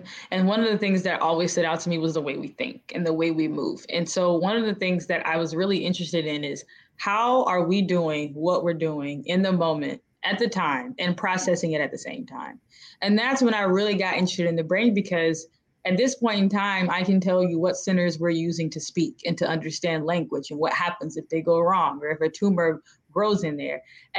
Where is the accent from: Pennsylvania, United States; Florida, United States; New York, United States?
Florida, United States; Tallahassee; It was actually amazing. I mean, I like being a small town girl. I like being in a place where you don't really have to lock your doors or worry about who's next to you.